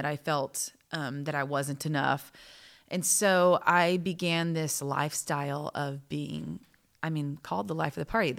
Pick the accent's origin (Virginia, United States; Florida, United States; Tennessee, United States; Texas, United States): Texas, United States; we're both from Texas